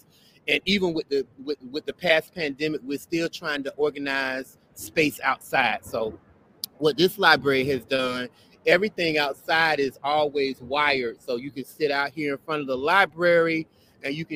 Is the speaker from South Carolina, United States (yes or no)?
no; Belle Glade, Florida, United States; now in Brooklyn, United States; I grew up in South Florida. I grew up in a little small town enclosed by sugarcane called Belleglade